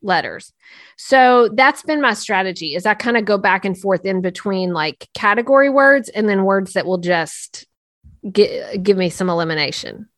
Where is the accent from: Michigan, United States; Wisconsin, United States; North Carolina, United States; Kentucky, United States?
North Carolina, United States; Clint Presley is from my, my home state